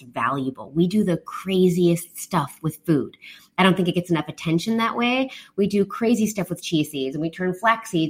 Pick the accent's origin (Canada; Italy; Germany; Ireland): Canada; now in Taiwan; I'm from Canada.